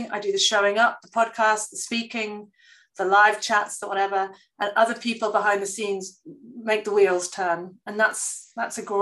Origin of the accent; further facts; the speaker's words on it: England, United Kingdom; but obviously I'm English, I don't know who any of them are